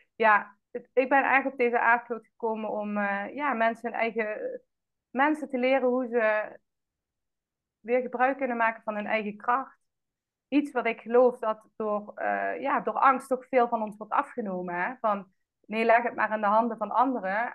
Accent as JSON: {"language": "Dutch", "town": "Roermond", "region": "Limburg", "country": "Netherlands", "tie": "born or raised there", "also_born_or_lived": "Amsterdam", "moved": "as an adult", "said": "geboren en getogen in Roermond"}